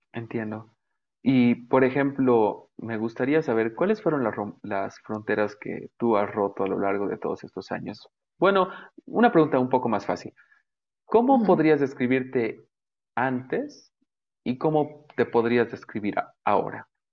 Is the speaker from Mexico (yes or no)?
no; Bolivia; soy el creador de Belleza Boliviana. Eh, Es una, bueno, para los que no sepan, es una plataforma donde yo comparto belleza de nuestro país